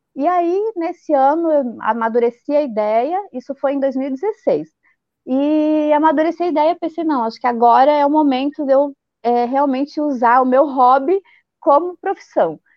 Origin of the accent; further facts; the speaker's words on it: Blumenau, Santa Catarina, Brazil; eu sou de Blumenau, Santa Catarina, e ah. aqui a nossa terrinha é a terra da Oktoberfest